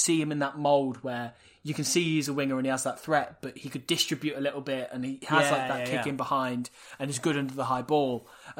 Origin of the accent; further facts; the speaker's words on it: Wales, United Kingdom; I'm Welsh and I'm biased.